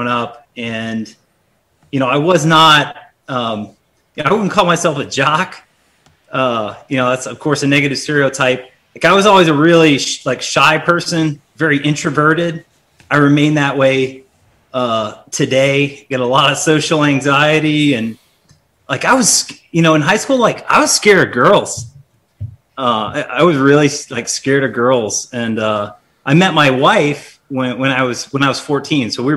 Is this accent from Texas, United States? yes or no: yes; South Texas, United States; I grew up in South Texas